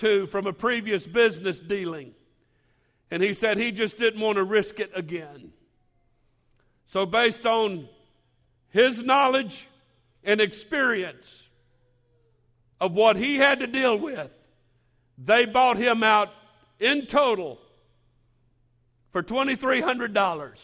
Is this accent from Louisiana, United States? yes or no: yes; Baton Rouge, Louisiana, United States; born and raised in Baton Rouge